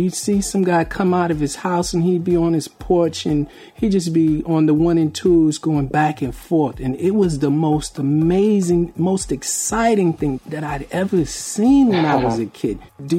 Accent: Bridgeport, Connecticut, United States; I grew up in Bridgeport, Connecticut

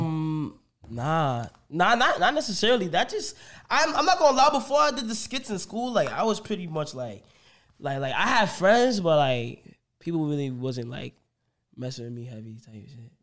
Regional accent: New York City, New York, United States; I'm from Bronx, New York

